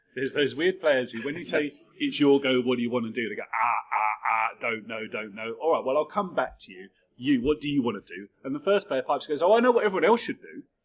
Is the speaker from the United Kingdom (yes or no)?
yes; United Kingdom; we're largely British people